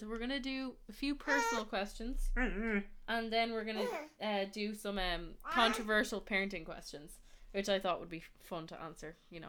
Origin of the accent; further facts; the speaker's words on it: Dublin, Leinster, Ireland; also born or lived in Spain / Canada; I was born in Dublin. And I lived between Spain and Ireland for most of my life.